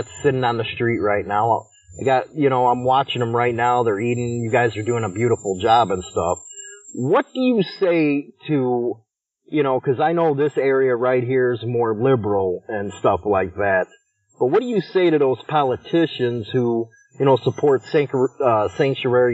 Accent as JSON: {"language": "English", "town": "Chicago", "region": "Illinois", "country": "United States", "moved": "yes", "lives_now": "Rock County, United States", "said": "I live up here now, but I am from Chicago"}